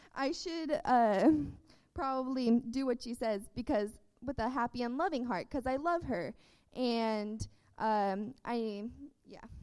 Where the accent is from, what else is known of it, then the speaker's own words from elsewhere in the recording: Texas, United States; I was born in Texas